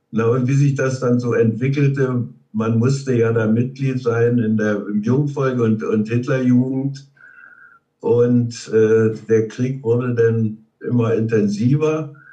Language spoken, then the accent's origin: German; Görlitz, Saxony, Germany; Also äh, geboren bin ich in Görlitz. Das gehörte damals noch zu Schlesien, liegt jetzt an der polnischen Grenze. 1929. Äh, bin ich da geboren.